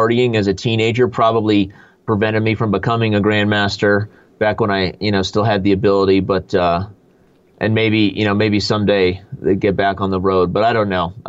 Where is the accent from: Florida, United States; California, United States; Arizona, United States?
Arizona, United States; Tucson; Then I won the junior high nationals when it was in my hometown. I live in northern Arizona, but in Tucson, Arizona